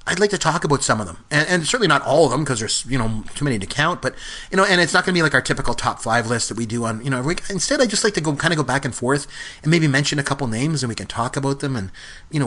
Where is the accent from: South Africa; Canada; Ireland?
Canada; I'm Canadian.